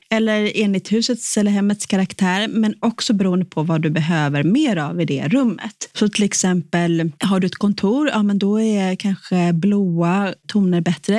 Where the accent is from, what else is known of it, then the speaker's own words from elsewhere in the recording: Sweden; som svensk